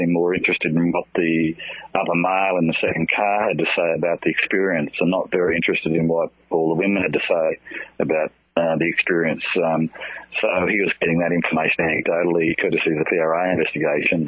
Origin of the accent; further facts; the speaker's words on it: Grafton, New South Wales, Australia; my hometown of Grafton on the far north coast of New South Wales